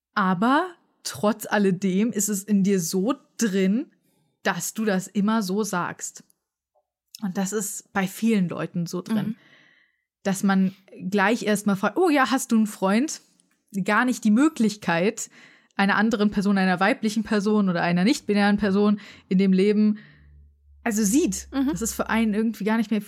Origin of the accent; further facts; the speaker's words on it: Frankfurt, Hesse, Germany; ich bin zum Beispiel in Frankfurt aufgewachsen.